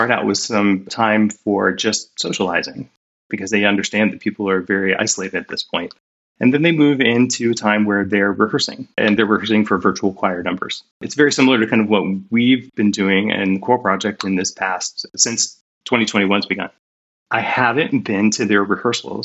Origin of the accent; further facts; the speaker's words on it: Northwest Ohio, United States; moved away as an adult; also born or lived in Decatur, Illinois / Seattle; I grew up in Northwest Ohio in a very rural area